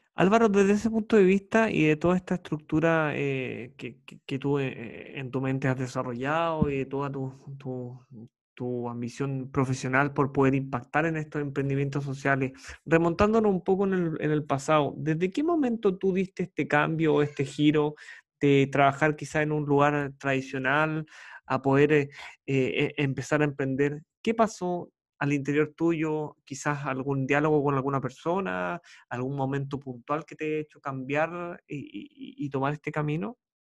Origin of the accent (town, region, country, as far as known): Chile